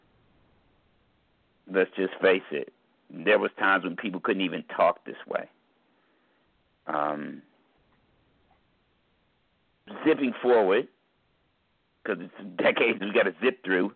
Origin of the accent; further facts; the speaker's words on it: United States; I wouldn't say I'm not American. It's where the fuck I'm born